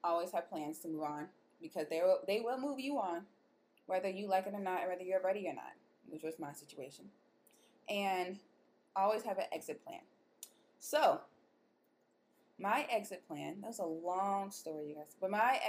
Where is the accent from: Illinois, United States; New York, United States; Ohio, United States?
Illinois, United States; Chicago; I'm from Chicago